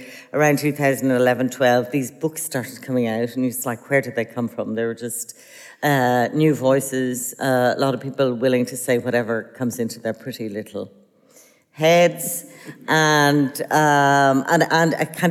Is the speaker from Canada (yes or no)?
no; Ireland; when you're growing up in Ireland